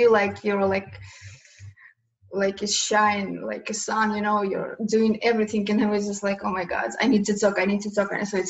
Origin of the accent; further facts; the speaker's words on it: Kyiv, Ukraine; English is a second language; I'm originally from Kiev.